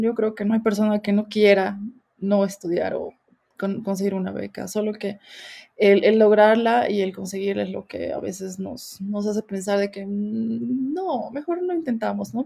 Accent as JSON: {"language": "Spanish", "country": "Bolivia", "also_born_or_lived": "South Korea", "moved": "as an adult", "said": "somos muy pocos bolivianos en Corea"}